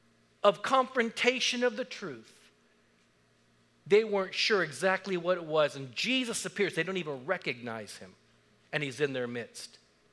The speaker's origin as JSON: {"language": "English", "country": "Japan", "tie": "born there", "said": "I was born in Japan. My mother was Japanese. My dad was from Texas. My stepdad was also from Texas. They were military."}